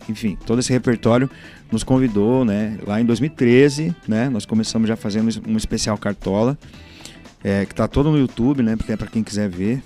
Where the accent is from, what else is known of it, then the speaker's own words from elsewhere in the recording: Curitiba, Paraná, Brazil; Eu sou do Boqueirão. Lá sempre teve muito samba, muito pagode. Eu comecei lá